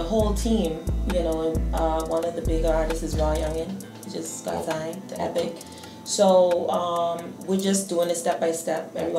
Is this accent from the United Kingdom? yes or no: no; Bahamas; moved away; I'm originally from the Bahamas.